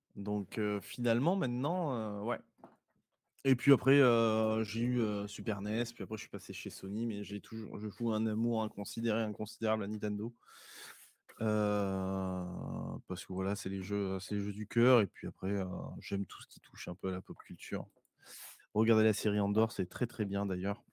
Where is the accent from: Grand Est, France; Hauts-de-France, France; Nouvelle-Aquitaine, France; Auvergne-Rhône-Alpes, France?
Nouvelle-Aquitaine, France; Bergerac; je viens d'une petite ville assez bucolique de Dordogne qui s'appelle Bergerac